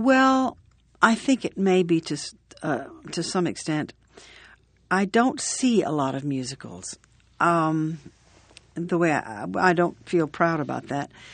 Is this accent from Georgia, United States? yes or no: yes; Atlanta, Georgia, United States; moved away as an adult; now in New York, United States; when I was a little girl growing up in Atlanta